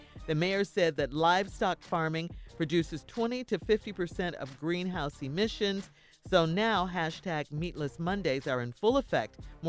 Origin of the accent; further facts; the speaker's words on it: Chicago, Illinois, United States; moved away; I grew up in Chicago … so Polish sausages were real big.